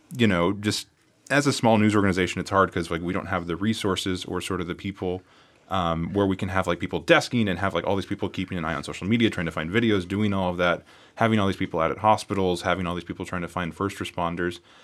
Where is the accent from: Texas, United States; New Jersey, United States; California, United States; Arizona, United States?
California, United States; now in Las Vegas, United States; my hometown in California